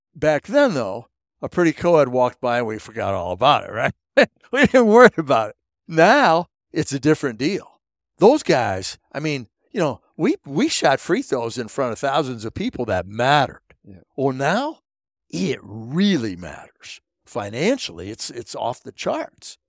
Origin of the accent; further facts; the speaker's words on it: Pettisville, Ohio, United States; I was from Pettisville, Ohio, this town of 400